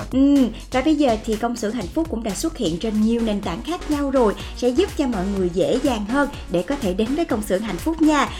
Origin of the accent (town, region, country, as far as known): Vietnam